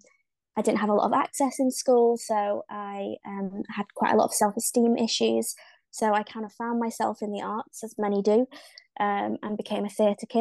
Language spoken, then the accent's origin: English; the north of England, United Kingdom; accent: north of England; I am from the UK. Not just London, so my accent might sound a little bit funny because it's actually from the north of England, where we've got lots of farmland.